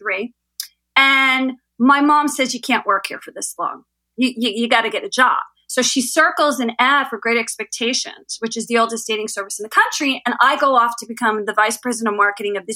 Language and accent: English; Short Hills, New Jersey, United States; moved away as an adult; now in California, United States; I'm from Short Hills. That's one town over.